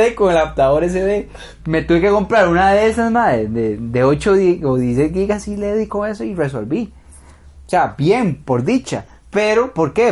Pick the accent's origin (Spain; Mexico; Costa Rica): Costa Rica; Heredia; yo soy de Heredia